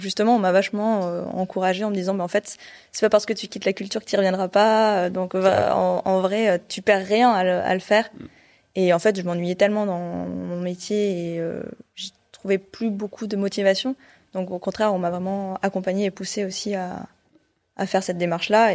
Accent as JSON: {"language": "French", "town": "Clermont-Ferrand", "region": "Auvergne-Rhône-Alpes", "country": "France", "tie": "born or raised there", "also_born_or_lived": "Paris / Brest / Rennes", "moved": "as an adult", "said": "Alors moi, j'ai grandi en Auvergne, à Clermont-Ferrand. Donc en gros, j'ai fait toute ma scolarité là-bas"}